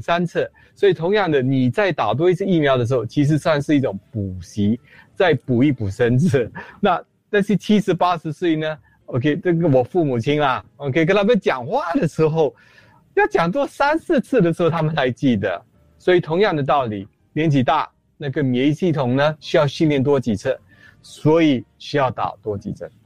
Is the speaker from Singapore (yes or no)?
yes; Singapore; 我们做一新加坡人